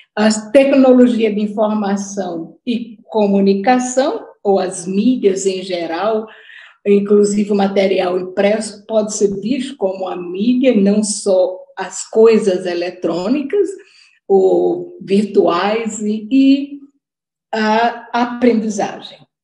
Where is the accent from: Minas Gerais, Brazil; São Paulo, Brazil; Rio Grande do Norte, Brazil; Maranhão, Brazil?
Rio Grande do Norte, Brazil; Natal; accent: Northeastern Brazilian; eu sou de Natal, é, meu sotaque já mostrou, e eu tenho muito orgulho dele, muito orgulho de ser nordestina